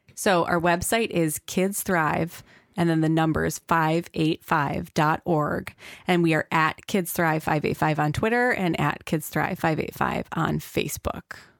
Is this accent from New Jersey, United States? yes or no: no; Rochester, New York, United States; I was from Rochester and didn't know anything about the local resources